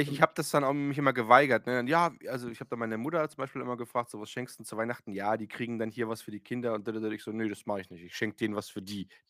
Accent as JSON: {"language": "German", "town": "Eisenach", "region": "Thuringia", "country": "Germany", "said": "bei uns in Eisenach"}